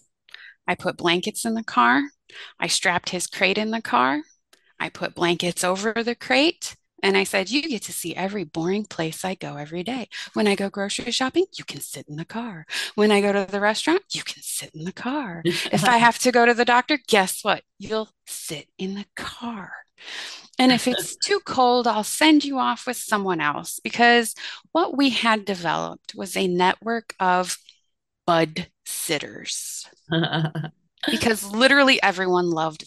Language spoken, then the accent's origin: English; Fort Wayne, Indiana, United States; my hometown of Fort Wayne, Indiana